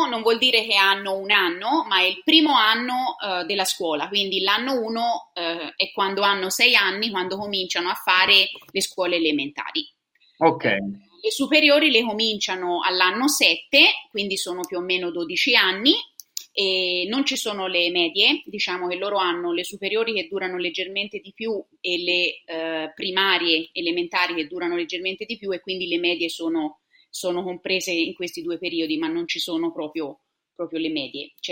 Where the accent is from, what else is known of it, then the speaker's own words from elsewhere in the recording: Siena, Tuscany, Italy; moved away as an adult; now in Sydney, Australia; Sono toscana